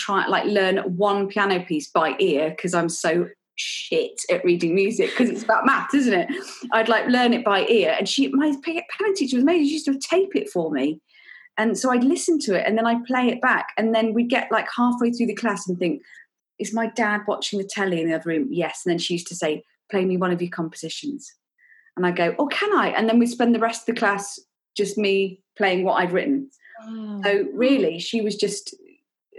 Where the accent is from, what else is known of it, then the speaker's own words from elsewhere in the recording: Nottingham, East Midlands, United Kingdom; I grew up in Nottingham